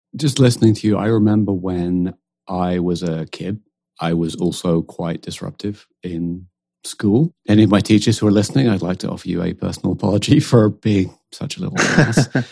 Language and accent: English; United Kingdom; accent: British; also born or lived in West coast of the United States; now in United States; we both have British accents